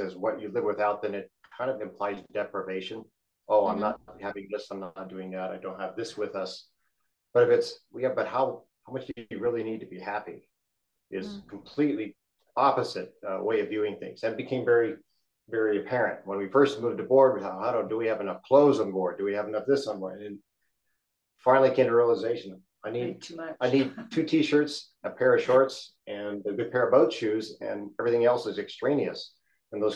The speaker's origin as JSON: {"language": "English", "region": "Midwest", "country": "United States", "also_born_or_lived": "Arizona", "moved": "as an adult", "said": "We're from the Midwest originally. We lived in Arizona, in the Southwest for 30 plus years before we did this loop adventure."}